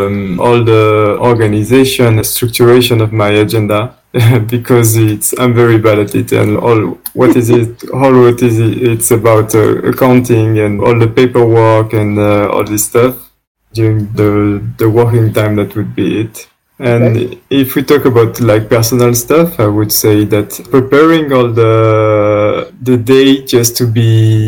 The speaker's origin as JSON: {"language": "English", "area": "around Marseille", "region": "Provence-Alpes-Côte d'Azur", "country": "France", "tie": "born or raised there", "also_born_or_lived": "Madagascar", "second_language": "English", "moved": "as an adult", "lives_now": "Romania", "said": "I grew up around Marseille on the coast, nearby the sea, like literally 50 meters away from the seashore."}